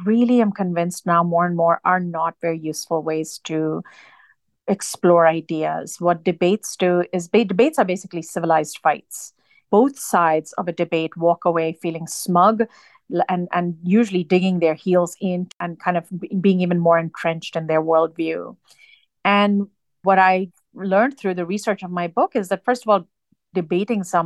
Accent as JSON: {"language": "English", "region": "Dubai", "country": "United Arab Emirates", "tie": "born or raised there", "moved": "yes", "lives_now": "United States", "said": "I was born and raised in the United Arab Emirates"}